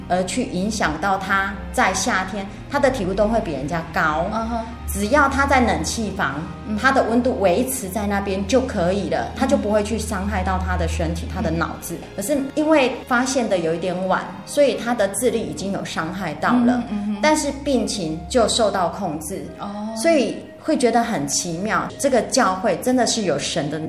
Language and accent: Chinese; Tainan, Taiwan; 我是来自于台南市永康区，我隶属于永康教会